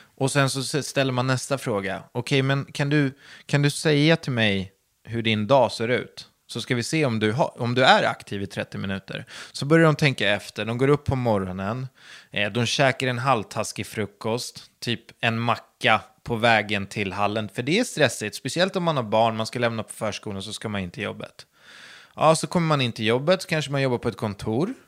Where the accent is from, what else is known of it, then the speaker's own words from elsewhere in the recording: Södertälje, Stockholm County, Sweden; jag är uppvuxen på landet utanför Södertälje